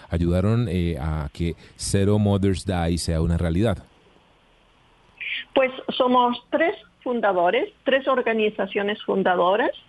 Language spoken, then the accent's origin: Spanish; Chile; Pues el camino empezó de manera increíble porque yo nací en Chile, de mis padres franceses, venidos en Chile para enseñar el francés en la Alianza Francesa, pero fui educada por una nani eh, que era chilena, del sur de Chile